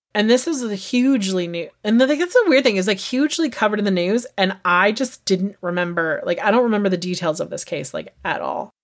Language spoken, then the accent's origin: English; United States; we as Americans